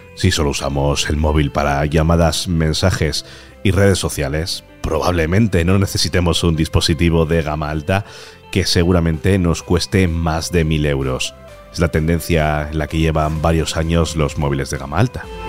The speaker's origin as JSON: {"language": "Spanish", "town": "Talavera de la Reina", "region": "Castilla-La Mancha", "country": "Spain", "tie": "born or raised there", "moved": "yes", "said": "cuando voy a Talavera, que es mi tierra"}